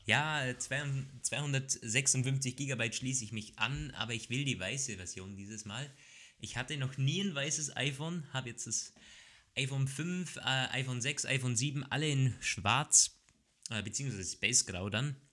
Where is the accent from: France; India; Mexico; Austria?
Austria; bei uns in Österreich